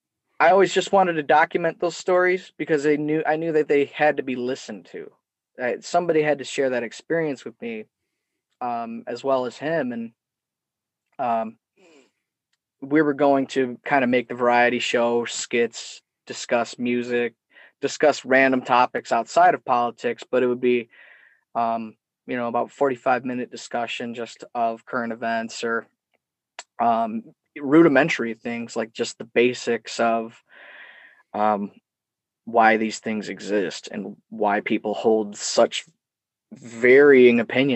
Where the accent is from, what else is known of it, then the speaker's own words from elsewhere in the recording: Detroit, Michigan, United States; His storytelling about his youth in New York is so similar to my dad's stories and growing up in Metro Detroit